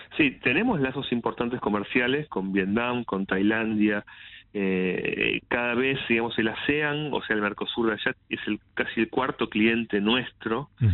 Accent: Argentina

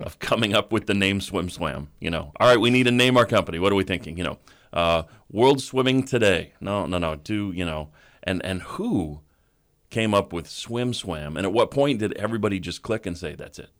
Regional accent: Colorado, United States; now in Louisville, United States; growing up in Colorado

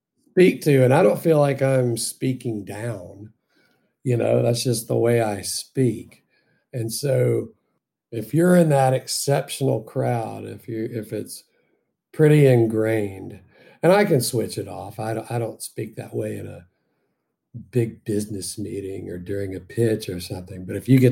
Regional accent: Deep South, United States; I grew up in the Deep South, and the way I speak is very colloquial

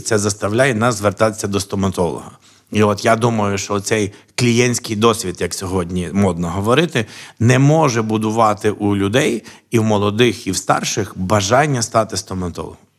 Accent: Sokal, Lviv Oblast, Ukraine; now in Lviv, Ukraine; я народився в місті Сокаль. Що на Львівщині

